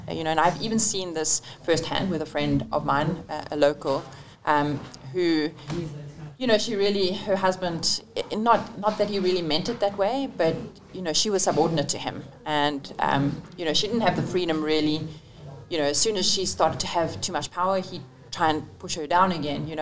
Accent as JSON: {"language": "English", "country": "South Africa", "also_born_or_lived": "Italy", "moved": "as an adult", "said": "I came from South Africa"}